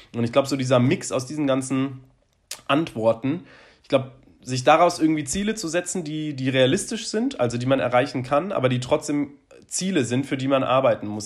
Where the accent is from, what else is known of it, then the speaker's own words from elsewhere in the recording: Bonn, North Rhine-Westphalia, Germany; also born or lived in Cologne; ich komme ja aus Bonn und habe dann ja danach ein paar Jahre in Köln gewohnt